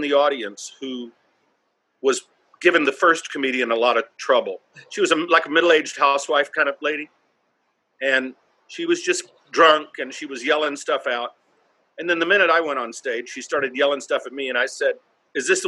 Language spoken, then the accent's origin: English; North Carolina, United States; now in New York City, United States; I'm from North Carolina